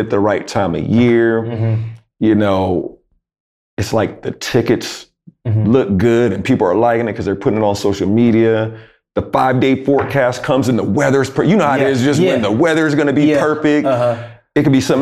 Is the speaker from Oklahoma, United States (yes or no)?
no; Jacksonville, North Carolina, United States; I'm from Jacksonville, North Carolina